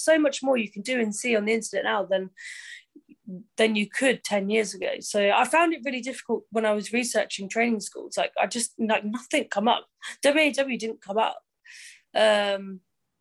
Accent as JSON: {"language": "English", "town": "Cambridge", "region": "East of England", "country": "United Kingdom", "tie": "born or raised there", "said": "I was a Cambridge girl. I was, you know, born and bred in Cambridge."}